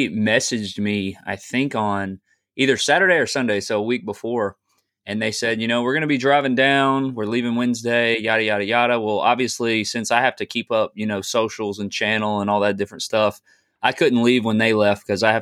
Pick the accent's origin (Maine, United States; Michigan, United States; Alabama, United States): Alabama, United States; Tuscaloosa; I'm from Tuscaloosa